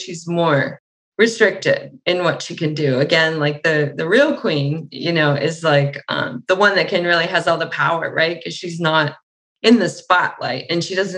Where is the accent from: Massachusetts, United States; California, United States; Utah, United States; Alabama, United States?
Massachusetts, United States; Boston; I was from Boston